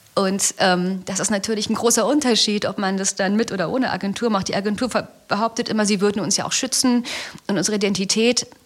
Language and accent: German; Berlin, Germany; ich komme aus Berlin